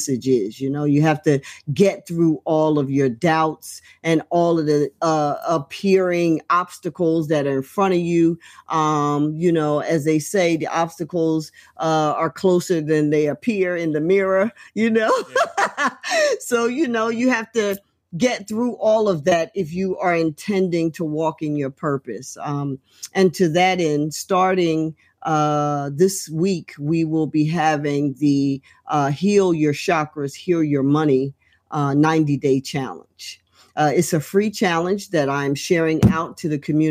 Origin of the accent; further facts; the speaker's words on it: Trenton, New Jersey, United States; right here in my hometown, Trenton, New Jersey.